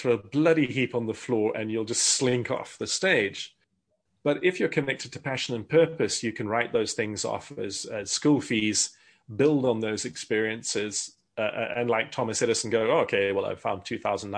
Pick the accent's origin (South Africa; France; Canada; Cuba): South Africa; I grew up in South Africa.